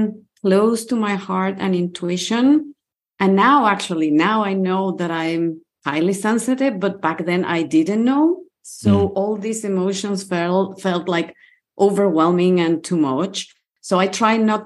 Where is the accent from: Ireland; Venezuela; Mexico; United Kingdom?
Mexico; Mexico City; moved away as an adult; now in Portugal; I grew up in Mexico City and I used to live in Mexico City.